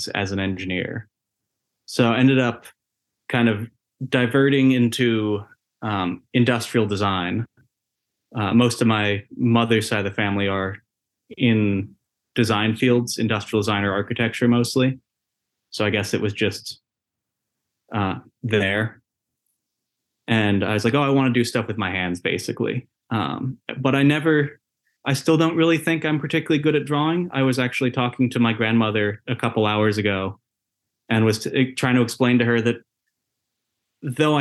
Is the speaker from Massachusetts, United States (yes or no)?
yes; Cambridge, Massachusetts, United States; also born or lived in Martha's Vineyard; So I grew up mostly in the Boston area around, I grew up in Cambridge, Massachusetts and out in the suburbs for a little while as well.